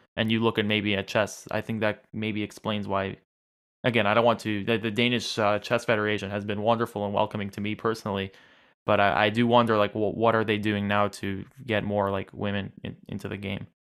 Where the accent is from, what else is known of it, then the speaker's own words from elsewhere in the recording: New York, United States; I'm from New York